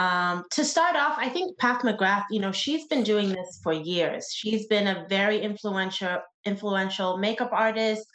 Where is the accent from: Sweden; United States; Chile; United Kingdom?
Sweden; I grew up in Sweden